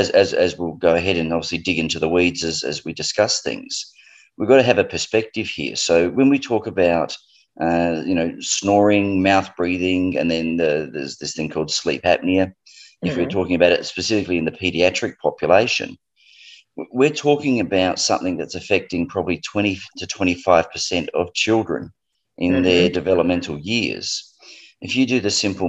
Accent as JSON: {"language": "English", "country": "Australia", "said": "as people might jump onto board with my accent, I'm from Australia"}